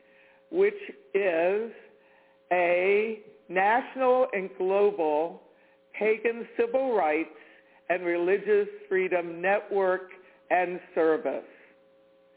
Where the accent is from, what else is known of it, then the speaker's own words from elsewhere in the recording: Washington, District of Columbia, United States; I grew up in the Washington, D.C. metropolitan area.